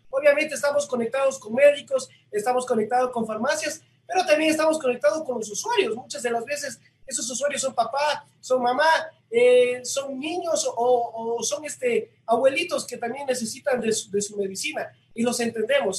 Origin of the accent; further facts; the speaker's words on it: Loja, Ecuador; nosotros como ecuatorianos o como lojanos